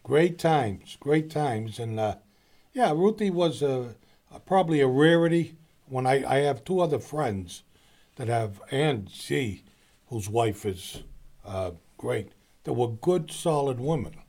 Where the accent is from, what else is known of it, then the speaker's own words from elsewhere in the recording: Boston, Massachusetts, United States; I grew up in the East Boston area